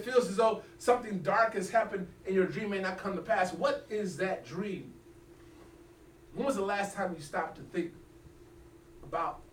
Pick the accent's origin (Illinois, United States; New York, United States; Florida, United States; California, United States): California, United States; Los Angeles; I grew up in Los Angeles